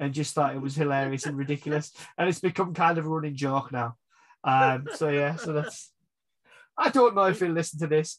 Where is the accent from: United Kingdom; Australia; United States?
United Kingdom; England; We're English